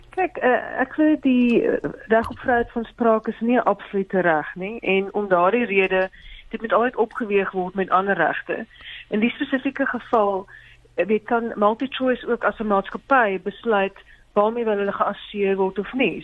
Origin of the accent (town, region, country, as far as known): South Africa